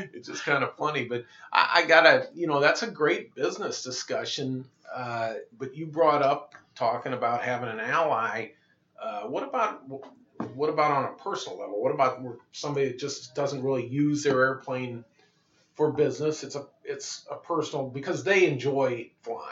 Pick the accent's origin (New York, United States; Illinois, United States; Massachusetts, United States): Illinois, United States; Moline; I grew up in Moline, uh, home of uh, Deere and Company